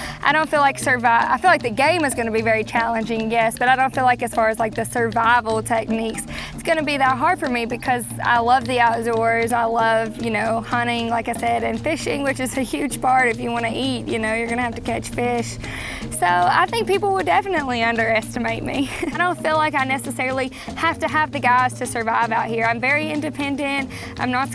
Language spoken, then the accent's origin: English; Campbellsville, Kentucky, United States; I'm from Campbellsville, Kentucky